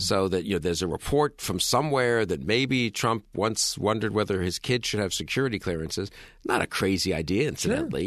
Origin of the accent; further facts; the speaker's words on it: New York City, New York, United States; I'm a New Yorker